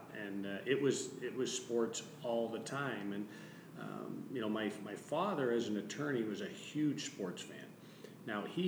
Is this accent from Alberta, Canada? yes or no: no; Arthur, Ontario, Canada; moved away; I'm so proud of my hometown. I grew up in a little wee place called Arthur, Ontario.